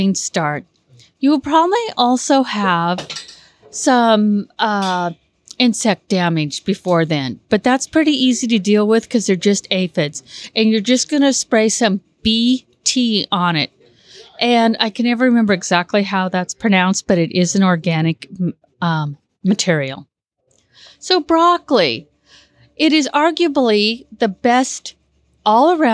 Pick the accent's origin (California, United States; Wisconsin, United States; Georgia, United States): California, United States; Woodland; I grew up in Woodland, went to college, got a degree in agriculture